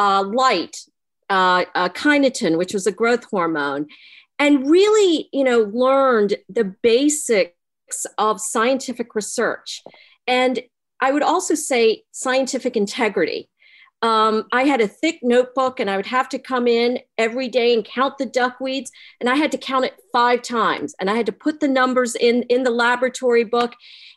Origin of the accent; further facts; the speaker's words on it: Greenville, North Carolina, United States; I grew up, I'm the daughter of Indian immigrants. I grew up in Eastern North Carolina in Greenville.